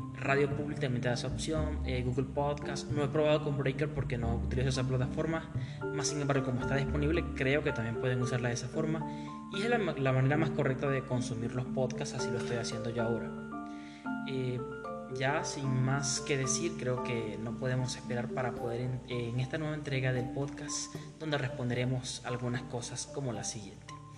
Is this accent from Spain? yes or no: no; Maturín, Monagas, Venezuela; now in Píllaro, Ecuador; yo soy de Venezuela, estoy yo soy de un lugar caliente del oriente del país. Es un lugar muy muy caliente donde un día normal te hace 36 grados, casi 40 grados. Ese es un día normal en nuestra, eh, nuestra amada Maturín